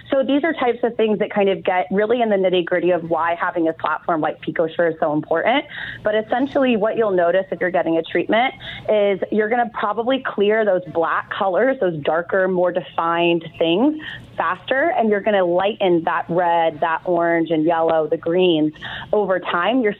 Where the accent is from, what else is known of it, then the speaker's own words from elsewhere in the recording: India; moved away; I'm from India.